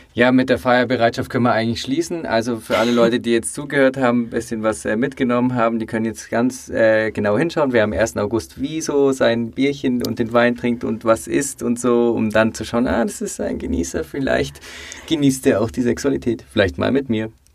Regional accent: Bavaria, Germany; ich als Bayer weiß das bei uns, äh, in Bayern

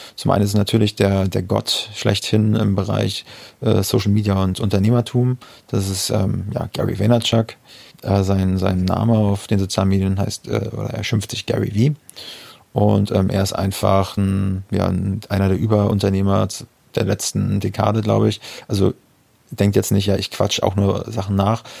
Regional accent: near Parchim, Mecklenburg-Vorpommern, Germany; aus Parchim. Ja, ist, ist auch ein MacPom, also dicht an meiner Heimat

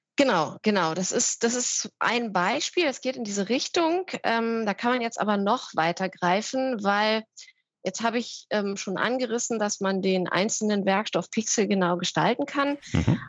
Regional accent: Berlin, Germany; also born or lived in North Rhine-Westphalia; bin deswegen ähm, in meine Heimat Berlin zurückgekehrt

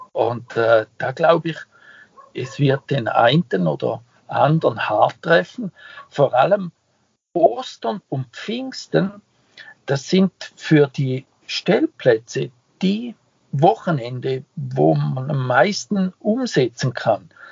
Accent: Switzerland; moved away; ich nenne mich ja Ausländer, ich bin ja ein Schweizer

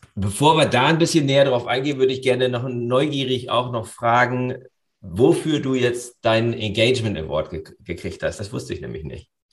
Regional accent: Germany; bei uns in Deutschland

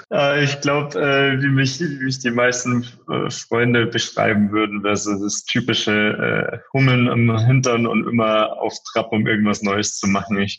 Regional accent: Bavaria, Germany; zwischen München und Passau, also wirklich so im tiefsten, äh, tiefsten Bayern

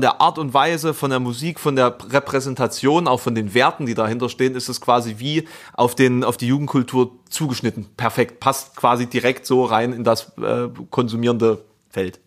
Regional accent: East Germany, Germany; ich komme aus dem Osten

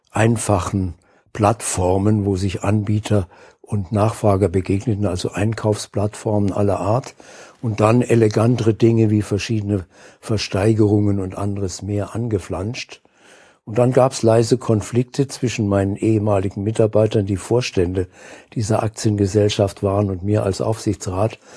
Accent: Saarbrücken, Saarland, Germany; ein paar Wochen davon machte ich bei äh, der Sparkasse meiner Heimatstadt Saarbrücken.

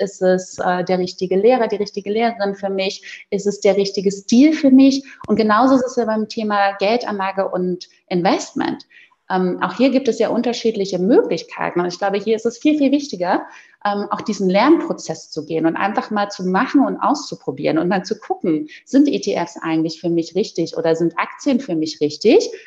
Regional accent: Berlin, Germany; moved away; ich komme ja gebürtig aus Berlin

